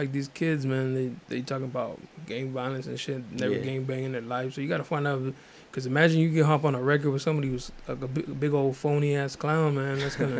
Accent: National City, California, United States; I'm from National City, too, right there on Plaza and Euclid.

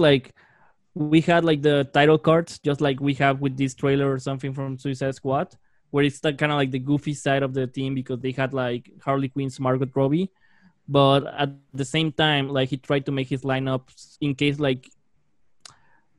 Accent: Mexico; from my home country

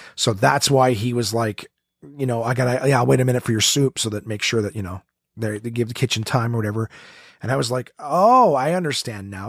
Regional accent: Ottawa, Ontario, Canada; right here in my hometown, Ottawa, Ontario.

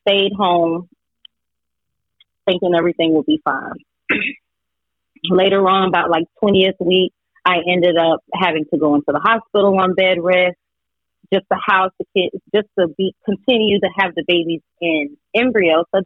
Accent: Delray Beach, Florida, United States; I grew up in a small town called Delray Beach. It's in Palm Beach County, southern Palm Beach County

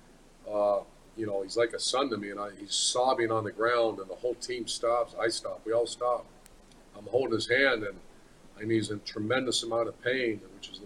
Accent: Ohio, United States; moved away; also born or lived in Florida; That's my home school. That's my home state

